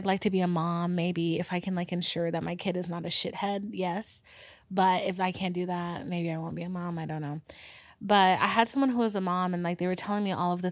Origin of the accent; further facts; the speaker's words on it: Georgia, United States; I'm from Georgia. I live in the middle of nowhere